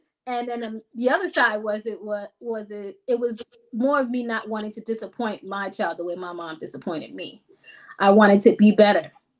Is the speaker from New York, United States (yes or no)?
yes; New York, United States; Well, everybody thinks the New York is just the glam and the glitz, but it's really a hustle. It's expensive to live here, so it's a constant hustle.